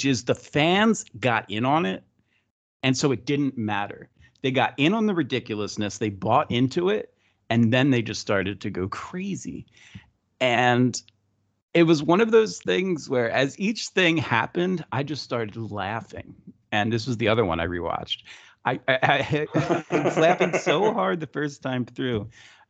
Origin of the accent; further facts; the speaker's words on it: New Jersey, United States; I grew up in New Jersey and used to wrestle for Jersey All Pro Wrestling